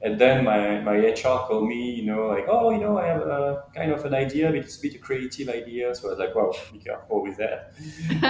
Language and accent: English; Brittany, France; English is a second language; moved away as an adult; now in Miami, United States; I grew up in Brittany, you know, so I'm a beach guy